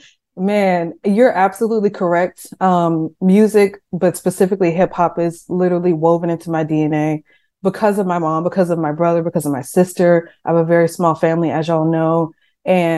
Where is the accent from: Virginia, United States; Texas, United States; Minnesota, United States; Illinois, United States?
Texas, United States; Seguin; My town is very small. I'm from Seguin, Texas, which is like population 25,000 people